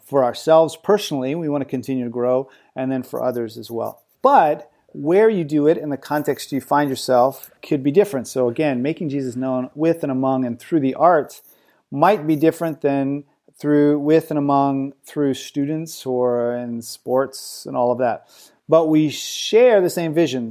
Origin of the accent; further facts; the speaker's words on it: United States; moved away as an adult; now in France; I'm an American